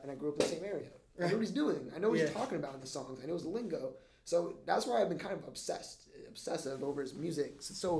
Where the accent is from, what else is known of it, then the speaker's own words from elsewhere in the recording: Florida, United States; I grew up in Florida